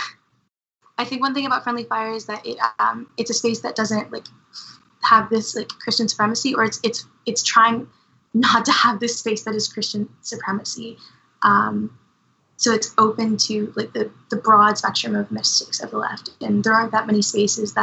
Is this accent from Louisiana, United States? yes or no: yes; Cajun, Louisiana, United States; it informs a lot of like the practices that I have culturally, like specifically as like a Cajun